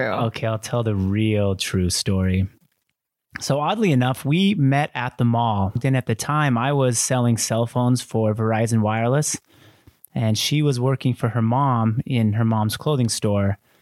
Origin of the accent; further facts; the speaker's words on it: Kaysville, Utah, United States; also born or lived in Argentina; I was raised in Kaysville, Utah, like white Mormon capital of the world